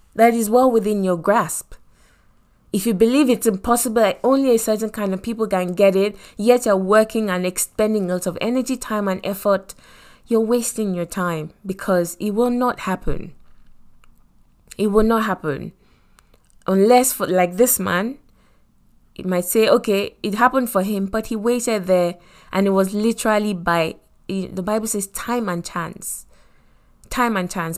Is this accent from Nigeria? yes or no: yes; Lagos, Nigeria; accent: Nigerian; moved away as an adult; I come from Nigeria and I grew up in Lagos